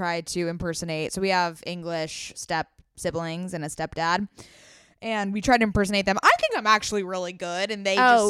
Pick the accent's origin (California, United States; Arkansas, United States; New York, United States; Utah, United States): California, United States; Oh my God, I'm from California.